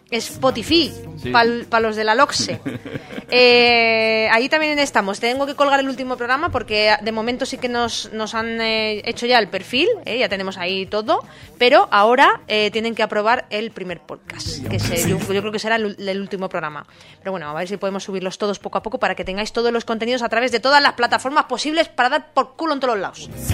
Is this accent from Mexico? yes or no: no; Alicante, Valencian Community, Spain; now in Pamplona, Spain; yo vengo de Alicante